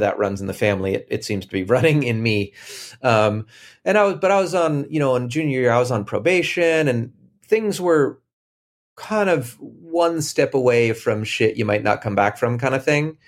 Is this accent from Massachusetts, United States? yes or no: yes; Boston, Massachusetts, United States; moved away as an adult; also born or lived in Cambridge / Brookline; I grew up in Boston